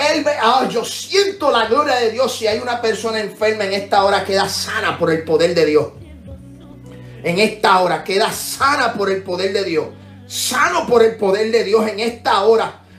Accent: Puerto Rico; mi país, Puerto Rico

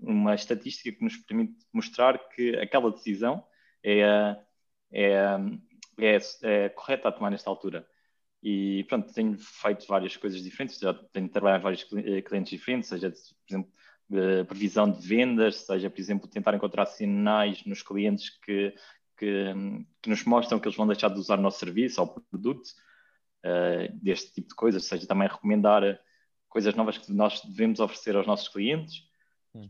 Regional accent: Lapa dos Dinheiros, Guarda, Portugal; now in Lisbon, Portugal; eu não sou de, de Lisboa, sou de uma aldeia que se chama Lapa dos Dinheiros, que é no Conselho de Ceia, na, em Serra da Estrela

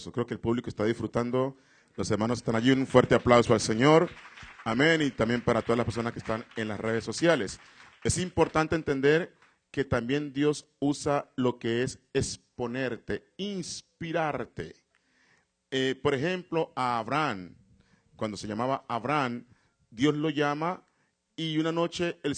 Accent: Colombia; vine de Colombia y fui a visitar allí.

